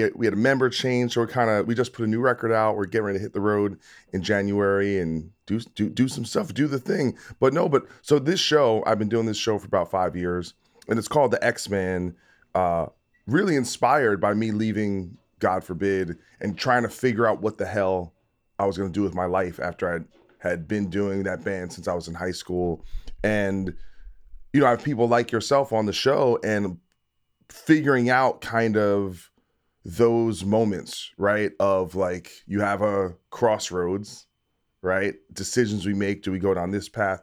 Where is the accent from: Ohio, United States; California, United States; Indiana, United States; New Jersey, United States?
New Jersey, United States; now in Los Angeles, United States; I'm in LA now, but I'm from New Jersey